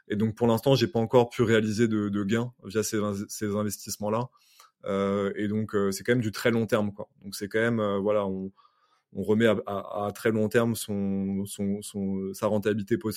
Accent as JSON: {"language": "French", "country": "United States", "said": "c'est que je suis, euh, je suis américain."}